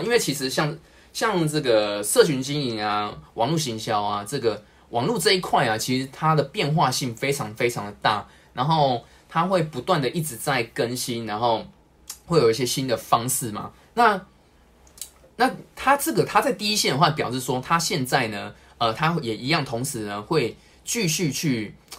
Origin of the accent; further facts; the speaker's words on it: Taipei, Taiwan; 我是台北人